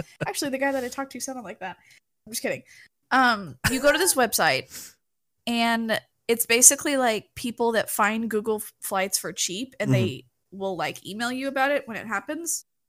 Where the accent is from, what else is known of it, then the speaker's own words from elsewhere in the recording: Texas, United States; As a Texan